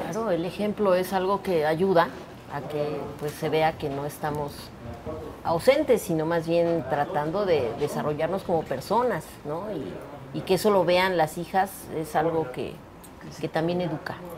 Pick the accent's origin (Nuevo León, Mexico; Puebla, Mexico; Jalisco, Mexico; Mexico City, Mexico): Mexico City, Mexico; en Iztapalapa, que es de donde soy